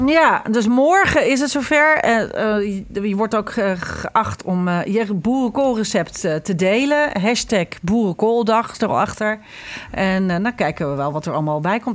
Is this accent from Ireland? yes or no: yes; Ireland; now in Netherlands; ik groeide natuurlijk op in Ierland met Halloween